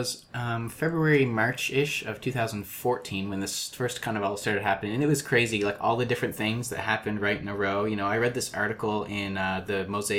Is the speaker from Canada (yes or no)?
yes; Canada; now in Quebec, Canada; me as an English Canadian Protestant Christian